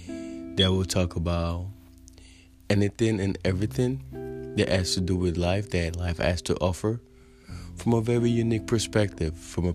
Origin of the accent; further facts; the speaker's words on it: United States; also born or lived in Africa; of a young black father, of a young African father, of an African immigrant, of a black man growing up in the United States of America, of a black man who grew up in two different worlds